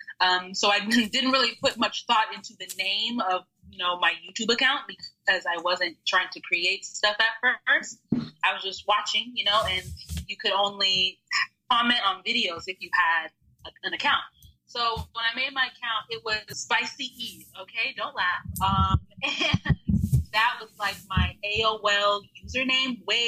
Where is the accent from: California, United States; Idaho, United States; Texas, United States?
Texas, United States; also born or lived in Austin, Texas; I consider myself a Texan now. I've been here since I was 12